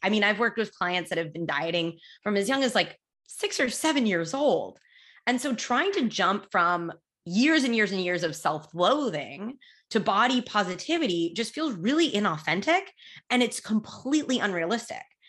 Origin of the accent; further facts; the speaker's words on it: United States; I was born and raised in the United States